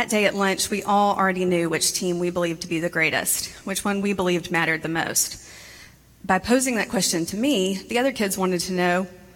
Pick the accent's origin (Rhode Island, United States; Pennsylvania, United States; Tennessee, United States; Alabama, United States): Alabama, United States; Montgomery; I grew up in Montgomery, Alabama